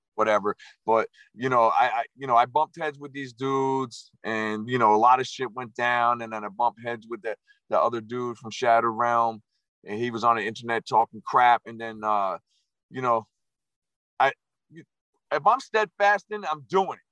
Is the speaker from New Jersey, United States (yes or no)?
yes; New Jersey, United States; my original nickname was Jersey